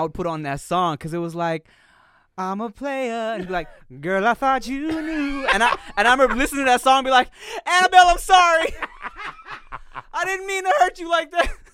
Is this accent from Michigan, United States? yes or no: no; Long Beach, California, United States; I was from Long Beach